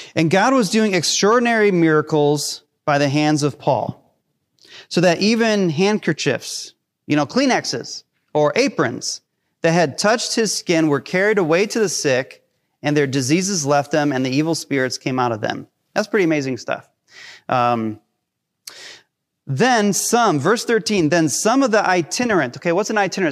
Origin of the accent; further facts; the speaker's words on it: Hinckley, Ohio, United States; I grew up in Hinckley